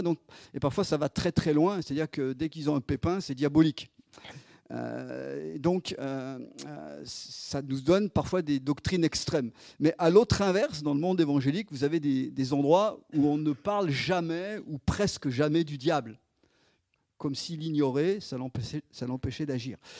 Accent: Isère, Auvergne-Rhône-Alpes, France; moved away as an adult; also born or lived in Chad / Grenoble / Lyon; on est dans l'Isère, on est revenu dans un petit bled, là où je suis né

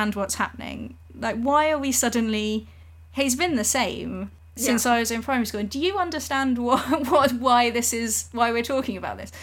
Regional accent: England, United Kingdom; as an English person

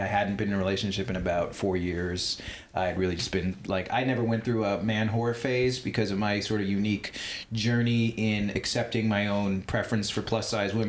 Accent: Long Island, New York, United States; From Long Island. We're both from Long Island.

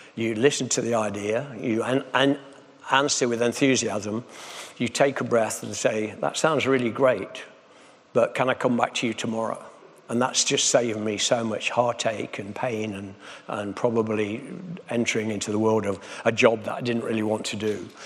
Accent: Nottingham, East Midlands, United Kingdom; I come from Nottingham

